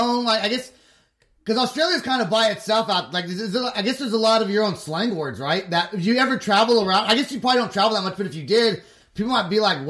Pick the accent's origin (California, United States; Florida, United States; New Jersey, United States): California, United States; moved away as an adult; now in Oklahoma, United States; when I first moved to Oklahoma 15 years ago, at the nightclubs downtown, people were sporting mullets, and I'm from California